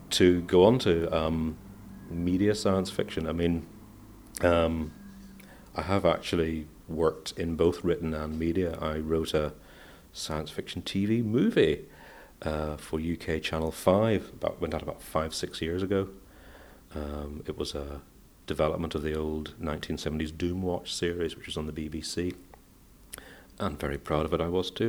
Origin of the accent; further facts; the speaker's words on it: Northern Ireland, United Kingdom; also born or lived in Manchester, England; I was born in Manchester in England, but I've lived all my life, uh, almost all my life in Northern Ireland